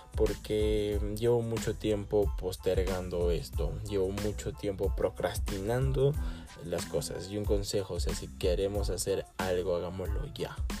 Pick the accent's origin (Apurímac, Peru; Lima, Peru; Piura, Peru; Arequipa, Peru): Arequipa, Peru; mi país y, en mi ciudad Arequipa, en Perú Arequipa